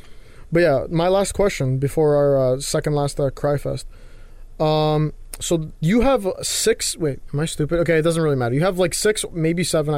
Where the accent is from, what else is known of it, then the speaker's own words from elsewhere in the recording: Canada; I'm Canadian